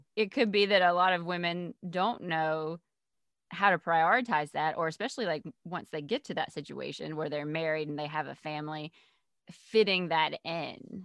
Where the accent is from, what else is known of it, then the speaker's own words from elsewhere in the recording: Georgia, United States; I'm not from Charleston, but I am from Georgia